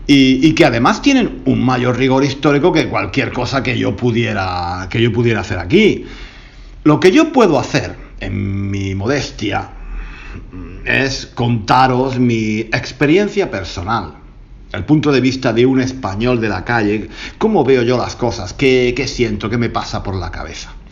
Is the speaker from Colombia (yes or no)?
no; Granada, Andalusia, Spain; algo que ocurrió en Granada, mi, mi ciudad natal.